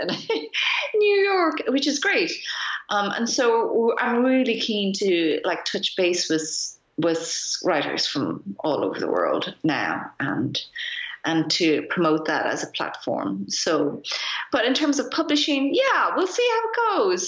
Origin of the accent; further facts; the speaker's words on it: Ireland; moved away as an adult; now in Berlin, Germany; my parents are Japanese, but I grew up in Ireland